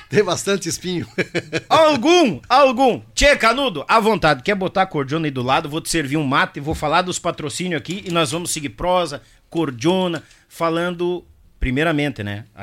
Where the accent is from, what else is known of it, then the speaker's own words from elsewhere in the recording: Rio Grande do Sul, Brazil; Não, mas eu sou gaúcho, Deus o livre.